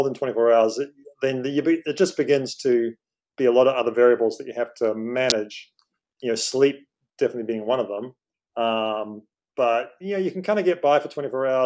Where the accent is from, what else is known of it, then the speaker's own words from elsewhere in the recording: New Zealand; now in Hong Kong; I'm from New Zealand originally, been in Hong Kong on and off for about 20 years